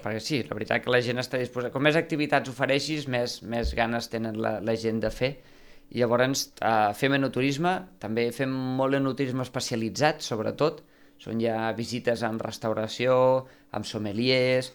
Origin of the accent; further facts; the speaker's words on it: Conca de Barberà, Catalonia, Spain; jo sóc de la Conca de Barberà